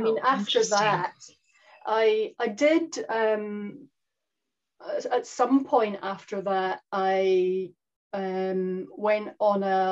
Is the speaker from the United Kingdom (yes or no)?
yes; Scotland, United Kingdom; now in New Zealand; in case anyone's confused by the accent, I am Scottish